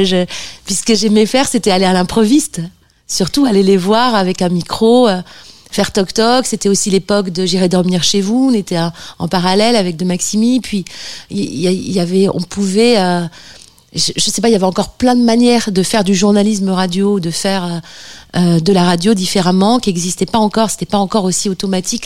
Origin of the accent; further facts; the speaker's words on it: Bordeaux, Nouvelle-Aquitaine, France; Bordeaux, là d'où je viens, enfin la région bordelaise